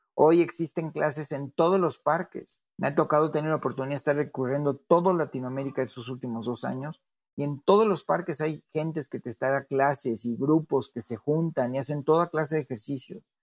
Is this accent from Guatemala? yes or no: no; Mexico